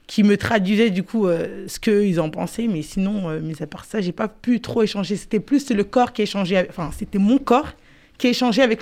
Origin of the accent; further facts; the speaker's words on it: Garges-lès-Gonesse, Île-de-France, France; Je viens de Garges.